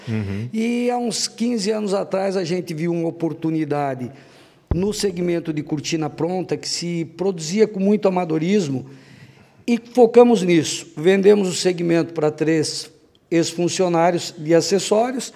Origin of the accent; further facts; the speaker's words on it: Anita Garibaldi, Santa Catarina, Brazil; now in Blumenau, Brazil; Eu sou natural de Anitta Garibaldi, Anitta Garibaldi. uma cidade no Planalto Serrano, 100 quilômetros próximo a Lages